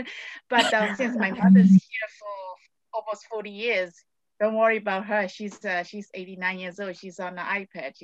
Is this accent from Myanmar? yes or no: yes; Mandalay, Mandalay Region, Myanmar; I'm from Mandalay